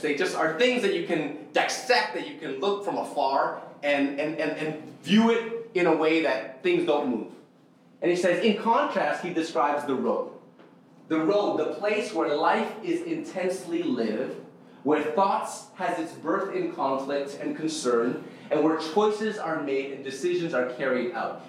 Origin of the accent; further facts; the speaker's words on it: Toronto, Ontario, Canada; I'm Indonesian. Uh, Indonesian, born and raised here, born and raised in North York